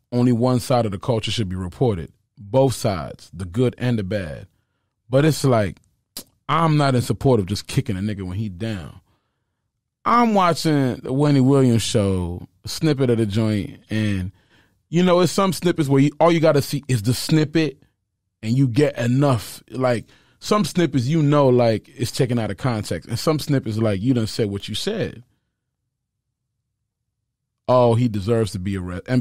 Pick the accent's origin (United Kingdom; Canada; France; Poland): France; Sarcelles, Île-de-France; moved away; in front of my uncle's television in Sarcelles, France